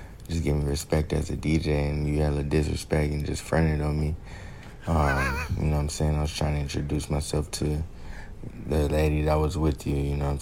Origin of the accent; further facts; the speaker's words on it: San Diego, California, United States; I'm born and raised San Diego